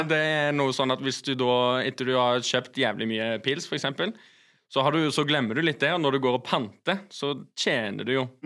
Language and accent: Norwegian; Sola, Rogaland, Norway; jeg er jo egentlig fra Sola